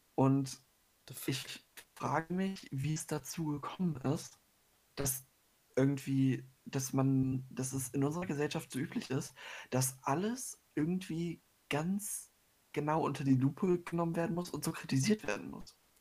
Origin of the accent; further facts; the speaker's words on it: Germany; bei uns in Deutschland